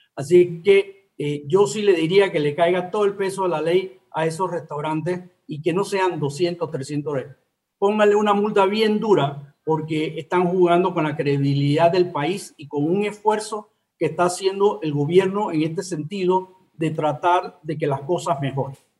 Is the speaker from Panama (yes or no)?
yes; Panama; siempre panameños, somos latinos